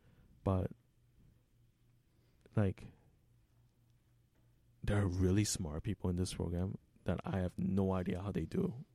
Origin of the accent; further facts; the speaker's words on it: South Korea; English is a second language; moved away; So, when I emigrated from South Korea, I had two options.